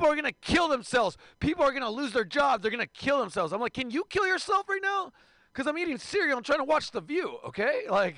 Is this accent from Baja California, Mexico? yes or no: yes; Mexicali, Baja California, Mexico; I'm from Mexicali, Mexico, in Portland, Oregon, which means like a great game of murder, kidnapping, and hacky sack.